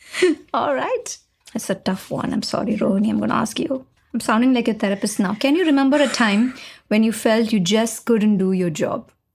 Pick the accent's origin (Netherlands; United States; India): India; Chennai, Tamil Nadu; I'm from Chennai